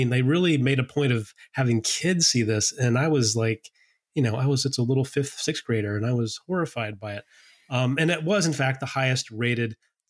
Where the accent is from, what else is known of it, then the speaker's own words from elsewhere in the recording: United States; as an American, I think I was in fifth or sixth grade